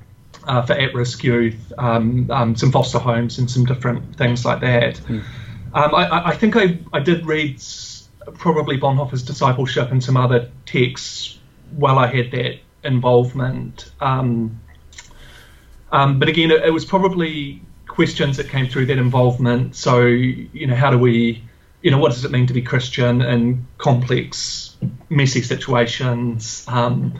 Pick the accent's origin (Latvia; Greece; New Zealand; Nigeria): New Zealand; moved away as an adult; also born or lived in Indiana, United States / Aberdeen, Scotland; now in Australia; So I'm a New Zealander. I grew up and lived in New Zealand.